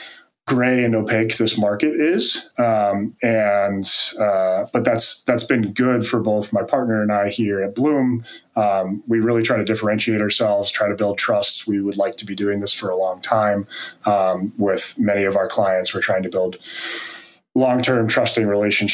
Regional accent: East Coast, United States; now in Carlsbad, United States; I grew up on the East Coast

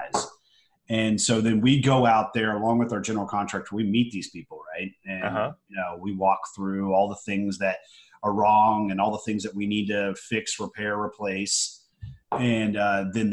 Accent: Houston, Texas, United States; also born or lived in Roswell, New Mexico / Lubbock, Texas / Austin, Texas; I grew up here in Houston.

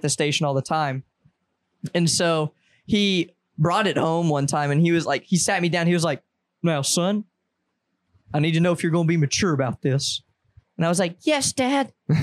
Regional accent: the South, United States; I was born and raised in the South

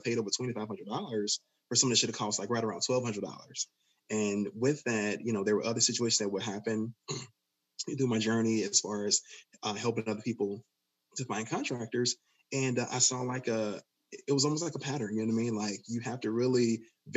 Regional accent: Chicago, Illinois, United States; I'm from Inglewood in Chicago

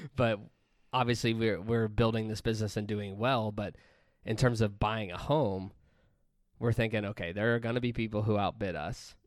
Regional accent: Pennsylvania, United States; moved away; we bought a house in Pennsylvania in my hometown

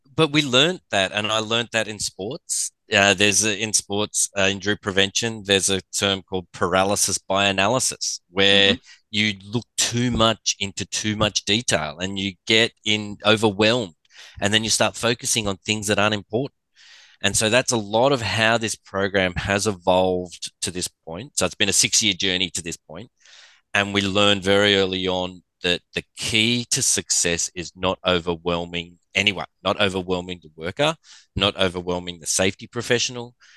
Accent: Australia; with the accent, I'm from Australia

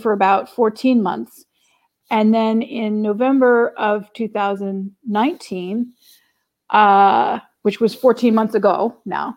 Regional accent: New Orleans, Louisiana, United States; moved away as an adult; also born or lived in Boston; I was born and raised in New Orleans, Louisiana, here in the States

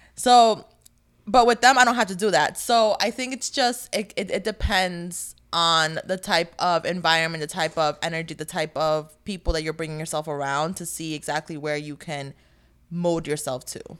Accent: New Jersey, United States; also born or lived in North Carolina; I moved from North Carolina to back to Jersey. Yeah, I lived in North Carolina for, like, a year.

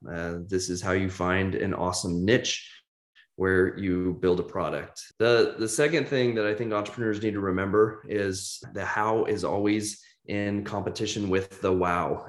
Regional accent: Kansas City, United States; moved away as an adult; also born or lived in Nashville, Tennessee; I'm from Kansas City originally, right square in the mid, the Midwest

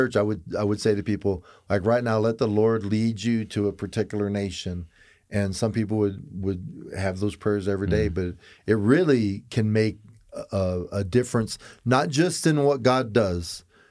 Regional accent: Florida, United States; I'm a cracker from Florida.

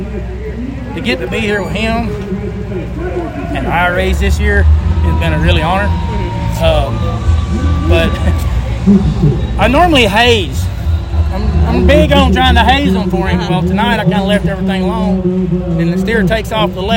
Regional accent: Florence, Alabama, United States; now in Knoxville, United States; 48, Knoxville, Tennessee, born and raised in Florence, Alabama

